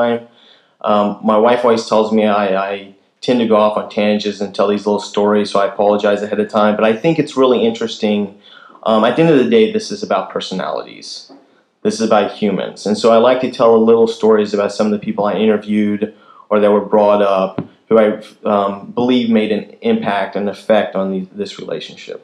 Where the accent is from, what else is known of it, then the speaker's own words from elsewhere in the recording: Kansas, United States; moved away; I'm originally from Kansas